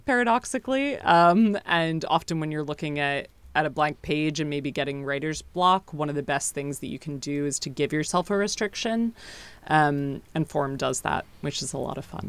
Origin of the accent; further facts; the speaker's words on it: United States; now in United Kingdom; I'm from the States originally, and I haven't been home in, in almost three years